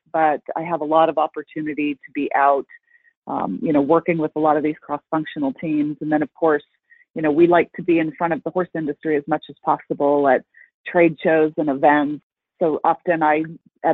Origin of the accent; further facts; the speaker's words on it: Colorado, United States; moved away as an adult; also born or lived in Texas; I grew up in Colorado, born and raised